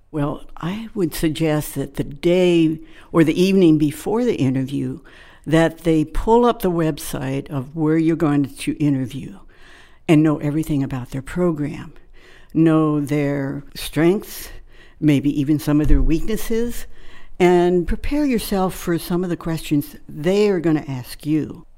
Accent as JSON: {"language": "English", "region": "Maryland", "country": "United States", "tie": "born or raised there", "moved": "yes", "said": "I grew up in Maryland on a farm"}